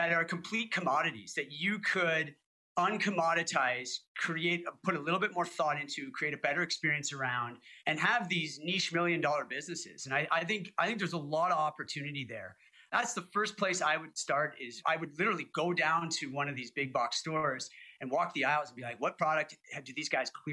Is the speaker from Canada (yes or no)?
yes; Canada; I'm Canadian. We light a lot of fires. It's freaking cold up here